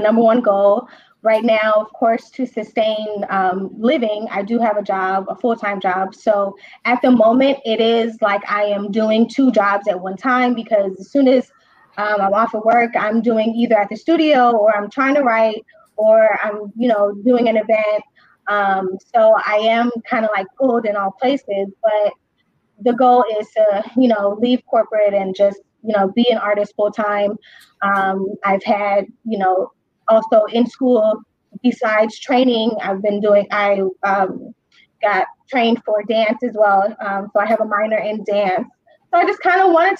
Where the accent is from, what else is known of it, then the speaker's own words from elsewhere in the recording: Chicago, Illinois, United States; born and raised here in Chicago, Northside